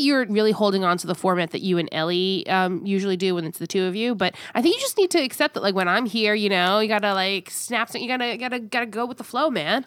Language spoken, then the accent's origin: English; New York, United States; I was born and raised in New York and, and lived there, the overwhelming majority of my life